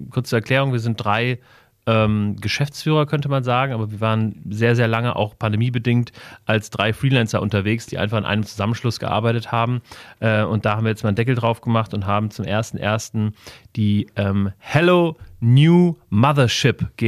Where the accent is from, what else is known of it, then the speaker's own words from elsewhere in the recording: Wiesbaden, Hesse, Germany; born there; Ich bin in Wiesbaden geboren. Wir sitzen gerade in Wiesbaden.